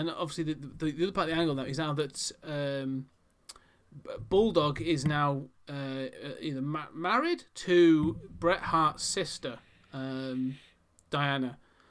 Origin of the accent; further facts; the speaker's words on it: Wigan, North West England, United Kingdom; Well, I'm from Wigan in England.